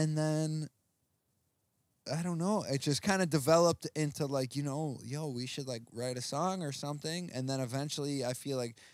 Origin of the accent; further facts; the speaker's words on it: Rochester, New York, United States; accent: Rochester accent; we're from Rochester